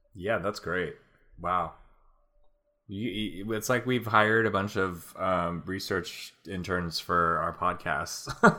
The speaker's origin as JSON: {"language": "English", "town": "Napa", "region": "California", "country": "United States", "tie": "born or raised there", "moved": "yes", "said": "this Bottle Rock festival that's in my hometown"}